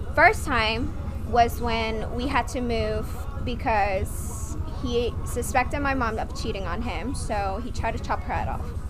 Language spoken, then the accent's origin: English; Vietnam; English is a second language; now in United States; I'm from Vietnam. I've been in America for 12 years.